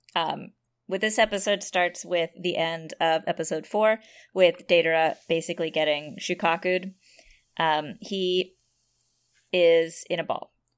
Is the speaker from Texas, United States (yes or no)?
no; San Jose, California, United States; my hometown of San Jose, California